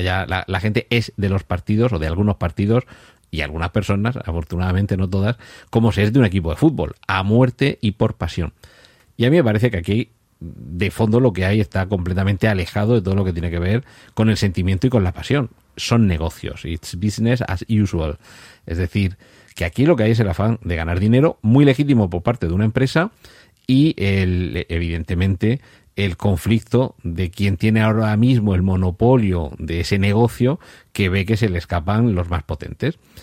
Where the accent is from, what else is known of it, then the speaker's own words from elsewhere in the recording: Murcia, Region of Murcia, Spain; soy de Murcia